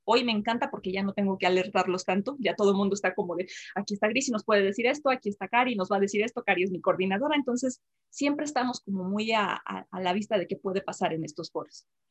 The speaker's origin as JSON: {"language": "Spanish", "region": "Jalisco", "country": "Mexico", "tie": "born or raised there", "also_born_or_lived": "Aguascalientes", "moved": "as an adult", "said": "yo nací en Jalisco, una comunidad muy pequeña, en un pueblito"}